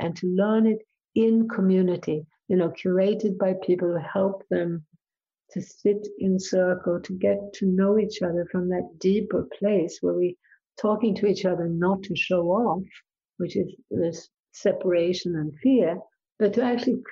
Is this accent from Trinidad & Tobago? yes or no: no; Sweden; I grew up in Sweden